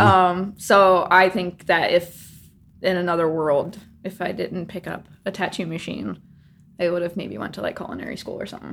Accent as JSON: {"language": "English", "region": "Ohio", "country": "United States", "tie": "born or raised there", "also_born_or_lived": "Nashville / Los Angeles", "moved": "as an adult", "lives_now": "New Jersey, United States", "said": "originally from Ohio. Spent all of my adolescent years growing up, high school, all"}